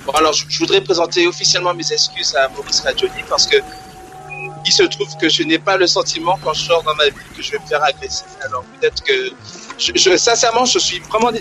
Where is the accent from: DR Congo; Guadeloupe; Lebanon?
Guadeloupe; now in Rouen, France; j'ai grandi en Guadeloupe